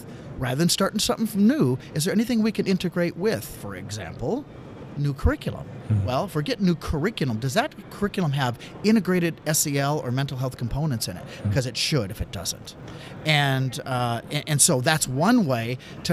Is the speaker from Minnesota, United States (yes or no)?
yes; St. Cloud, Minnesota, United States; moved away as an adult; also born or lived in Pittsburgh, Pennsylvania; I moved back from Pittsburgh back to the St. Cloud, Minnesota area, where I was born and raised, and that's where I'm right now